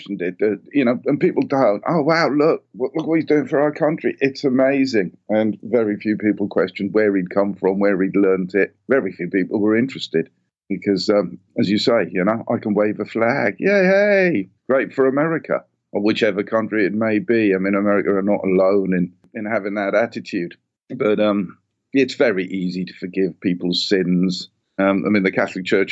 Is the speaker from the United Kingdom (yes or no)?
yes; Welsh, Wales, United Kingdom; I'm Welsh